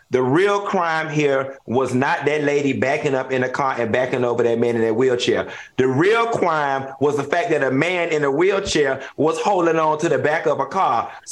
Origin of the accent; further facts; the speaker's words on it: Miami, Florida, United States; I'm not from Florida. I'm from Miami.